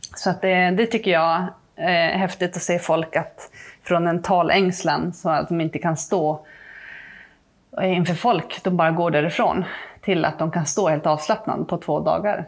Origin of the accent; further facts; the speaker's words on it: Malmberget, Norrbotten County, Sweden; moved away as an adult; now in Trosa, Sweden; jag är uppvuxen mm. i Malmberget